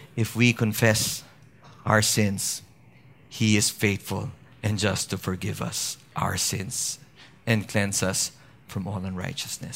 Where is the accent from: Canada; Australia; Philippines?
Philippines; Baguio, Cordillera Administrative Region; where I, I, I grew up with in Baguio City